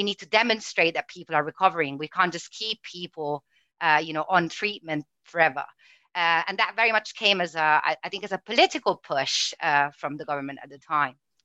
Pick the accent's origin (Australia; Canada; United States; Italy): Italy; English is a second language; moved away as an adult; now in United Kingdom; growing up in Italy